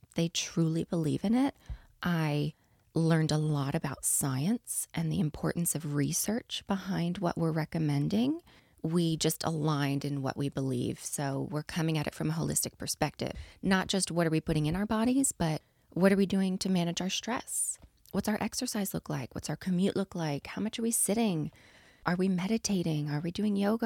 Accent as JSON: {"language": "English", "region": "East Coast", "country": "United States", "moved": "yes", "said": "I'm from the East Coast"}